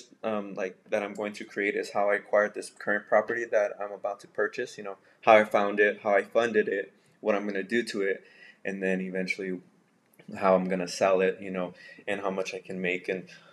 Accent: El Paso, Texas, United States; I grew up in El Paso

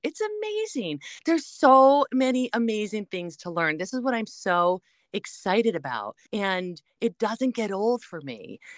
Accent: Connecticut, United States; moved away; zero to twenty was growing up in Connecticut

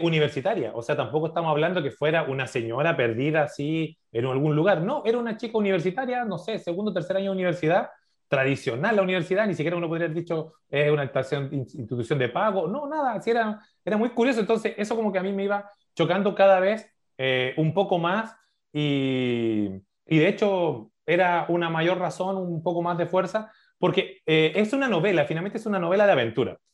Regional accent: Maipú, Santiago Metropolitan Region, Chile; yo soy de Maipú

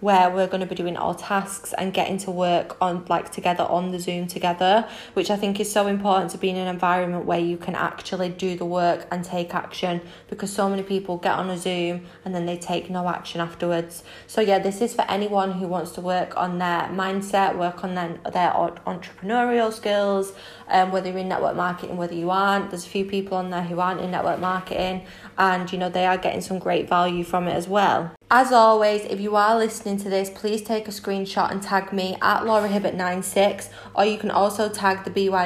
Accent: Manchester, North West England, United Kingdom; moved away as an adult; now in Spain; I am 24 from Manchester in the UK but currently in Spain as I just brought my dream property out here.

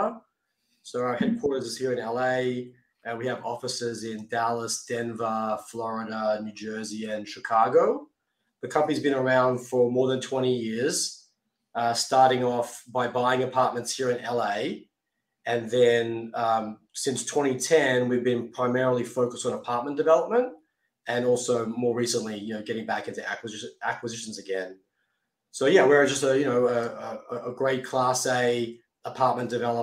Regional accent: Sydney, New South Wales, Australia; moved away as an adult; also born or lived in Asia / New York; now in Los Angeles, United States; grew up in Sydney, great city to be a kid and great place to grow up

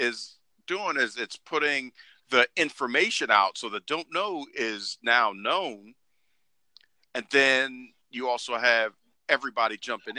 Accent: Baltimore, Maryland, United States; I'm from Baltimore

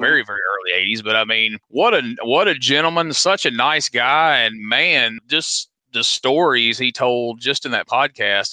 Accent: North Mississippi, United States; growing up in North Mississippi

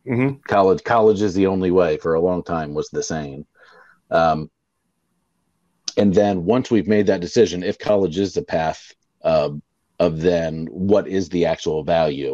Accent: Florida, United States; I'm from Florida. We don't do unions.

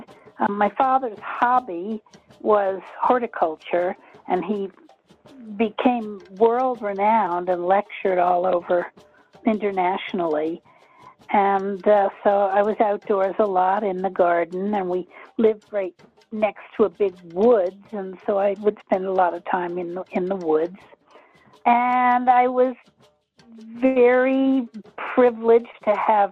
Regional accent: Westchester County suburbs, New York, United States; moved away; also born or lived in Carbondale, Colorado; my parents lived in the suburbs, but I was born in the city in 1940

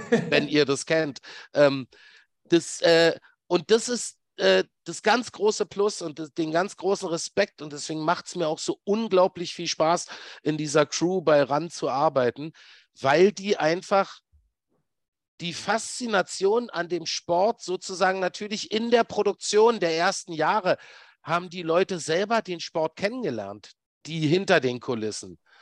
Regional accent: Berlin, Germany; ich bin ja gebürtiger Berliner

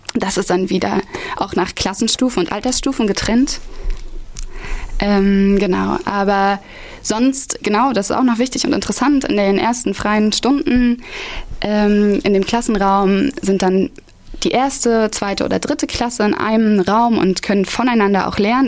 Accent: Halle, Saxony-Anhalt, Germany; moved away as an adult; now in Erfurt, Germany; komme ich aus Halle-Saale und ähm, genau, mein Bildungsweg hat damals angefangen in der Maria Montessori Grundschule in Halle

